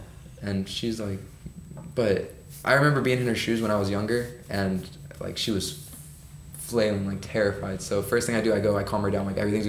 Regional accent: Ventura, California, United States; moved away as an adult; now in San Francisco, United States; I'm from Ventura.

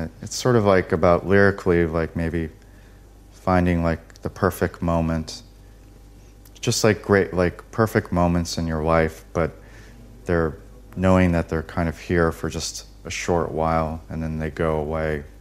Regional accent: United States; I'm very American

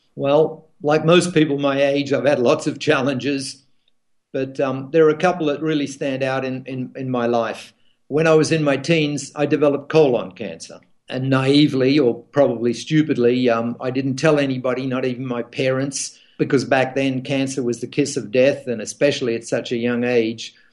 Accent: Australia; as an Australian

